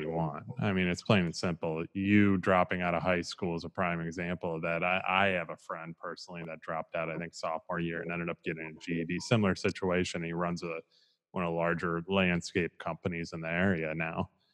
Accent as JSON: {"language": "English", "region": "Midwest", "country": "United States", "tie": "born or raised there", "moved": "yes", "said": "I'm originally from the Midwest"}